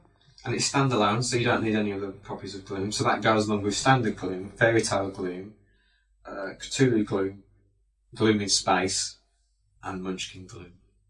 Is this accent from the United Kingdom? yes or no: yes; United Kingdom; We're just British, that's the way we pronounce it.